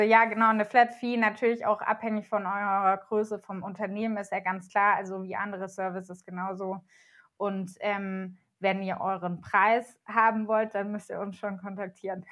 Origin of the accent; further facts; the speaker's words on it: Germany; wir als Deutsche